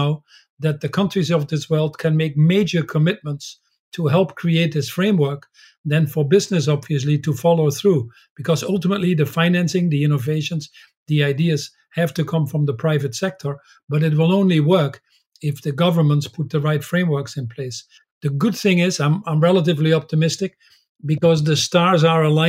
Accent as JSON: {"language": "English", "country": "Netherlands", "tie": "born or raised there", "said": "When I was born in the Netherlands"}